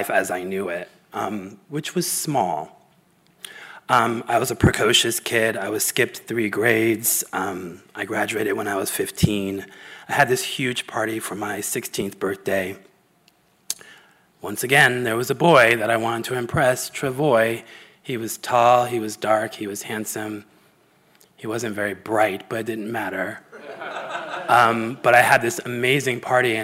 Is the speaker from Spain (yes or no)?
no; San Diego, California, United States; I grew up in San Diego in the 70s